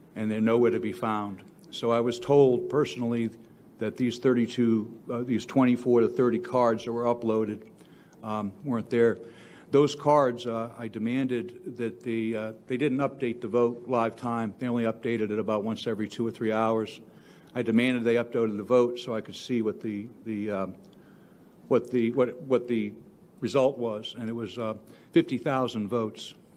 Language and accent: English; Delaware County, Pennsylvania, United States; I'm from Delaware County.